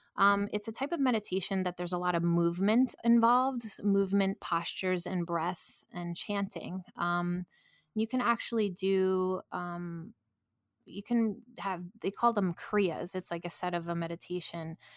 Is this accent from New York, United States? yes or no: yes; New York, United States; I'm a New Yorker